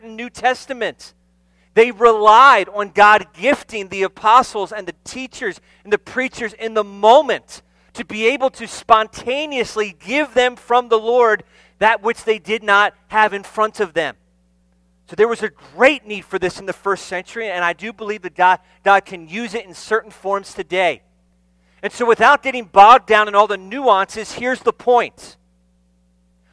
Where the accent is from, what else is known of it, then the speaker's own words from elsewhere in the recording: New Jersey, United States; moved away; I'm from New Jersey